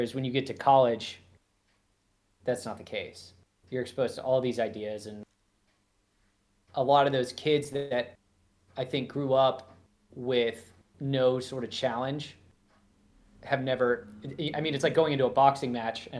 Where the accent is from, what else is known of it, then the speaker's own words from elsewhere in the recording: Florida, United States; I grew up in Florida